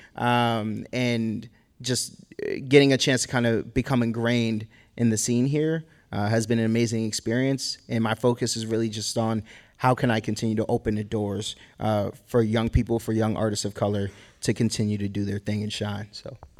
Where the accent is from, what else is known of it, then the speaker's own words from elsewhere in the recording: Boston, Massachusetts, United States; now in Sacramento, United States; I grew up in Boston